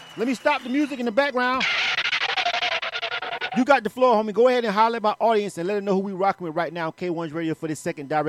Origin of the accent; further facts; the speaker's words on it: Panama City, Florida, United States; moved away as an adult; now in Atlanta, United States; I'm from Florida. I'm actually from Panama City. I'm born and raised. I'm an 850 boy.